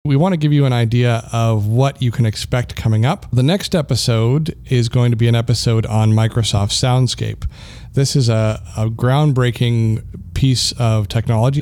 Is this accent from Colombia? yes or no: no; Canada; moved away as an adult; also born or lived in Colorado, United States; So I am Canadian. I'm proudly Canadian, but, uh, I, I was in the U S for thirteen years and I'm back now.